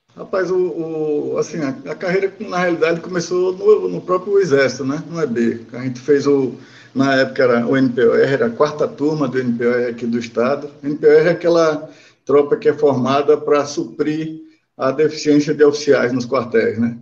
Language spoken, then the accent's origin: Portuguese; Aracaju, Sergipe, Brazil; eu sou nascido em Aracaju